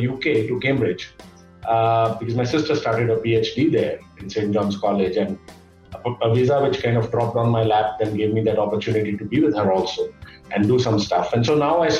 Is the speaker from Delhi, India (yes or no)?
no; Gujarat, India; I grew up of all the places in Gujarat